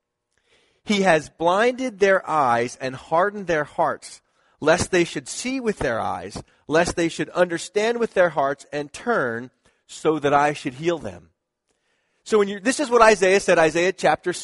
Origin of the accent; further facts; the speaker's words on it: Philadelphia, Pennsylvania, United States; That's my hometown